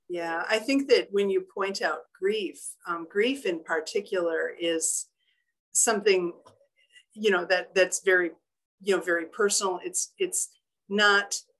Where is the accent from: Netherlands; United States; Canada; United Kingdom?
United States; Union Grove, Wisconsin; I'm originally from Union Grove, Wisconsin, where my family, a lot of my family still live